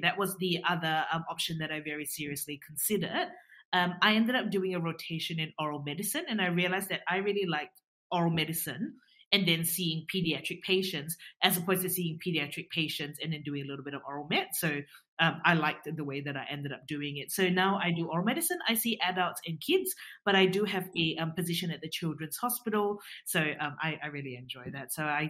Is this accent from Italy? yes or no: no; Singapore; now in Australia; we knew each other from Singapore before I moved from Singapore to Australia.